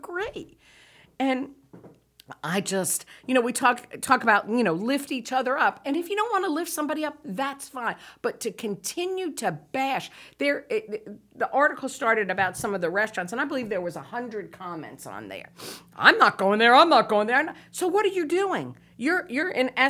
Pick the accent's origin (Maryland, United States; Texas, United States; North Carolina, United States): North Carolina, United States; New Bern; I'm from New Bern